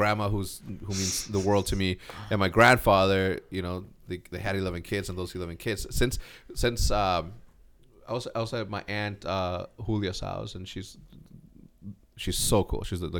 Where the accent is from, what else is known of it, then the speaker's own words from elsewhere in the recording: El Paso, Texas, United States; born there; No, I was born in El Paso, Texas, which is like across the border.